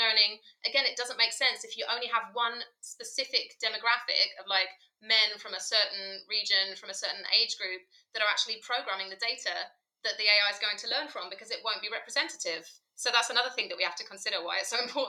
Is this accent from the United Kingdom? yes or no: yes; United Kingdom; moved away as an adult; also born or lived in Bahrain; now in Berlin, Germany; you can probably hear from my accent, I'm from the UK originally